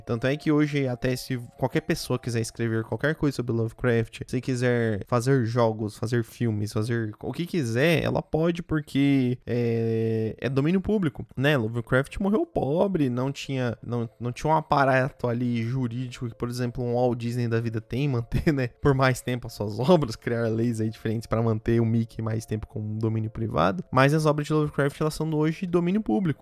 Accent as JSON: {"language": "Portuguese", "town": "Londrina", "region": "Paraná", "country": "Brazil", "said": "nós somos de Londrina"}